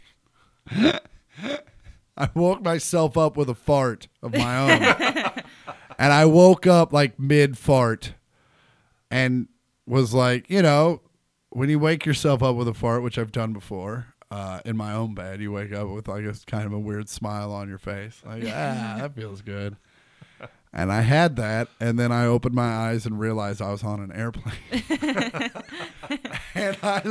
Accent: Kansas City, Kansas, United States; now in Los Angeles, United States; I grew up in Kansas City, or at least the rural. Like I grew up on the far outskirts of Kansas City.

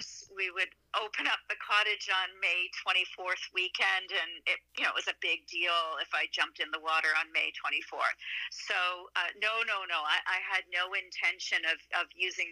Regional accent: Toronto, Ontario, Canada; I'm actually from Toronto, born and raised

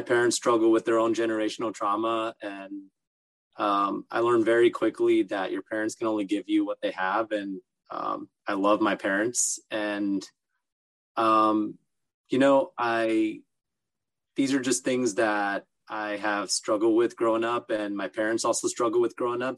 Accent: Los Angeles, California, United States; also born or lived in Orange County, California; i lived in los angeles for the first uh, 13 14 years of my life and then moved to Orange County in uh, high school

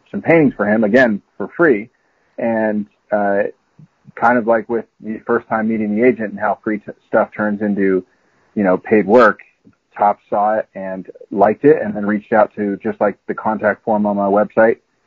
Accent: Bay Area, California, United States; also born or lived in Florida; I grew up in the Bay Area

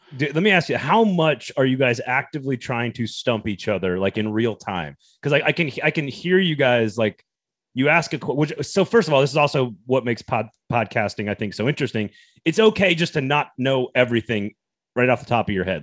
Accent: the American South, United States; as a Southerner

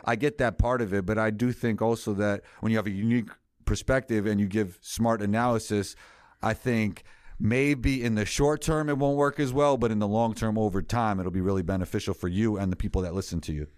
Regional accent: New York City, New York, United States; I grew up in New York City

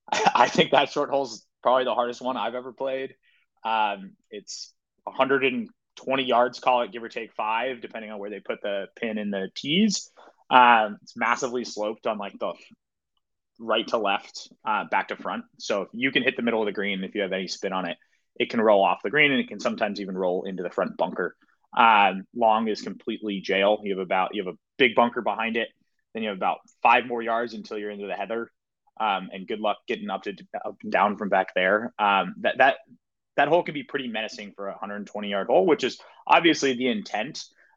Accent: West Coast, United States; a course that maybe I grew up playing on the West Coast that are sort of smaller greens.

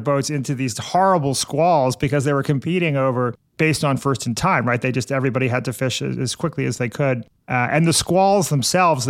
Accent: New York City, New York, United States; I'm a New Yorker

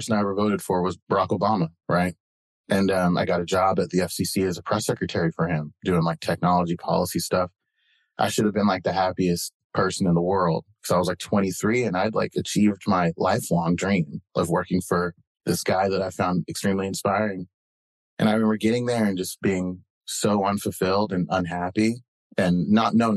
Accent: Mustang, Oklahoma, United States; moved away as an adult; also born or lived in Washington, D.C.; now in New York, United States; I grew up in Mustang, Oklahoma, small town in Western Oklahoma.

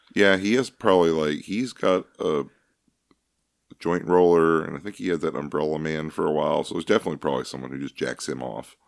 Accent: Kentucky, United States; we're from Kentucky. That's the bluegrass state

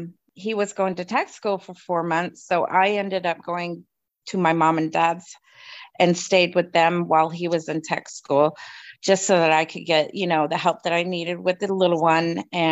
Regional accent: Newmarket, East of England, United Kingdom; born there; And I was actually born at the Newmarket Hospital because I was born over in England as well.

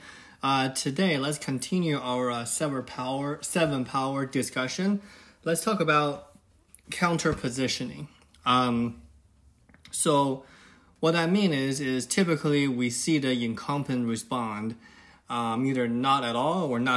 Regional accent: China; now in United States; When I was little, when I was growing up in China

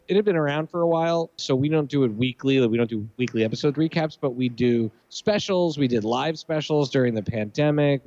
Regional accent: Montreal, Quebec, Canada; moved away as an adult; also born or lived in Philadelphia, Pennsylvania, United States / Washington, D.C. area, United States; I grew up mostly in Montreal, but I lived in Philly until I was seven

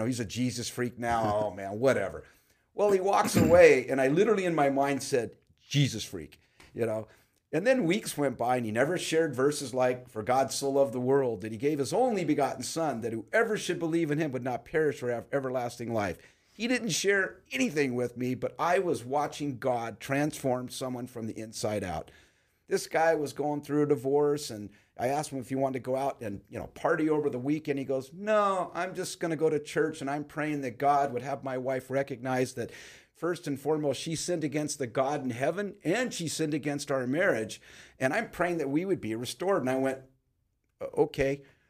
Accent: Pacoima, California, United States; but I grew up in Pacoima. I'm 60, be 65 this year.

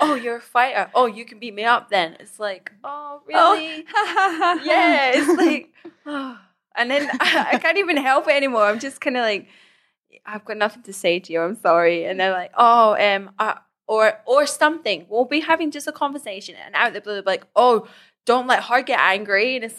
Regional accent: Scotland, United Kingdom; Because basically, I'm half Scottish, half Iranian.

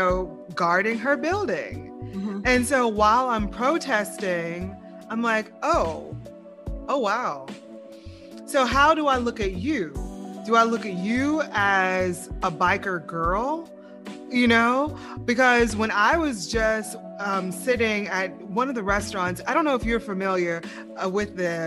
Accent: the South, United States; now in Lafayette, United States; I'm from the South

